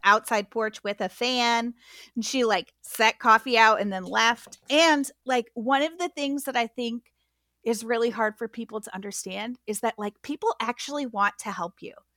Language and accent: English; Midwest, United States; now in Atlanta, United States; I was not raised southern, I was raised in the Midwest